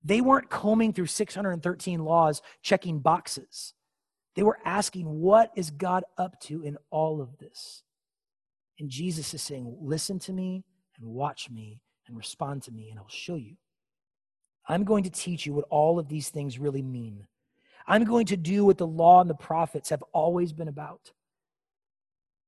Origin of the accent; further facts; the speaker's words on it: Seattle, Washington, United States; moved away as an adult; now in Chattanooga, United States; I'm from Seattle, Washington